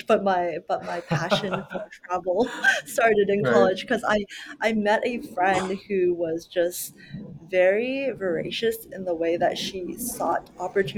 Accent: Plano, Texas, United States; Growing up in the Dallas, Plano, Texas area

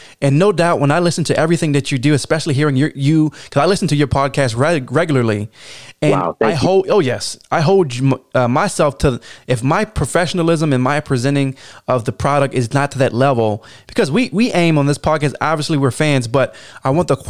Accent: Baltimore, Maryland, United States; I'm from Baltimore

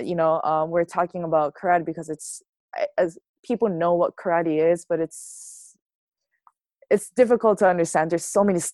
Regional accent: Hawaii, United States; I'm very fortunate and lucky to be like grew up there

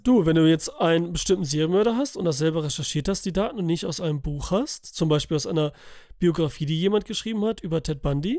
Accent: Italy; für mich als Italiener

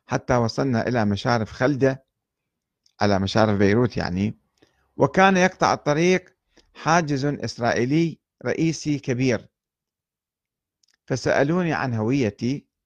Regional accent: Iraq; وعودتي كعراقي تحمل مخاطر كبيرة وخاصة إلى الجنوب

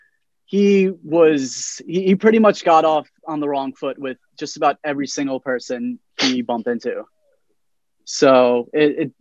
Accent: Delray Beach, Florida, United States; also born or lived in Long Island, New York; now in New York City, United States; I grew up in Long Island. And then I moved to Florida when I was around 8 years old

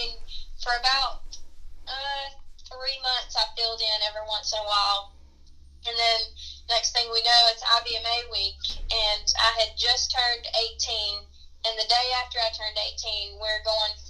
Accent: Union Mills, United States; my hometown of Union Mills

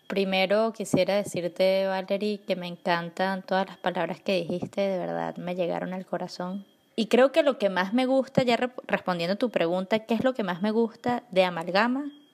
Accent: Venezuela; nosotros como venezolanos

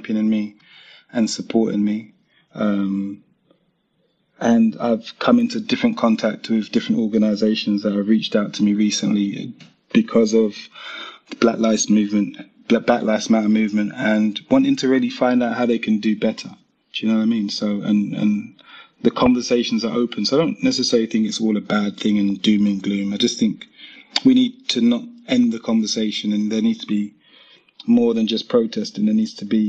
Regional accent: London, United Kingdom; I come from London where it's very diverse

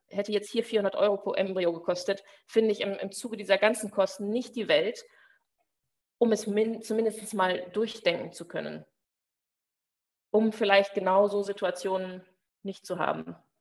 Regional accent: Germany; moved away as an adult; now in Belgium; Ich komme ja aus Deutschland

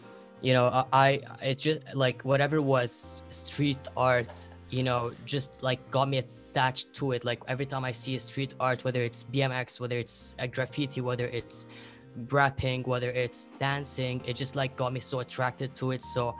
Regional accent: Lebanon; I'm from Lebanon

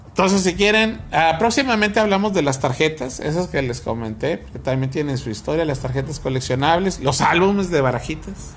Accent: Nuevo León, Mexico

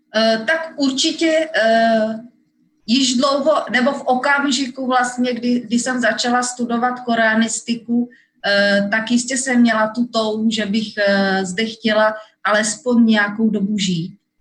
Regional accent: Czechia; moved away as an adult; now in Seoul, South Korea; jsem z České republiky

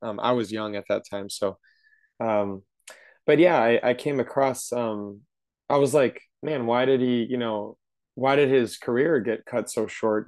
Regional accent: Wisconsin, United States; We grew up in Wisconsin

